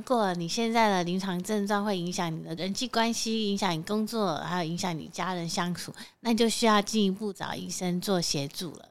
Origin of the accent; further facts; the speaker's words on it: Taiwan; 我们台湾人